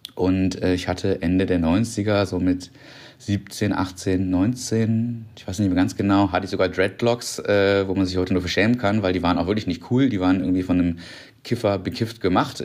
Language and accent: German; North Rhine-Westphalia, Germany; moved away as an adult; now in Berlin, Germany; Ich komme vom Niederrhein, also vom kleinen Dorf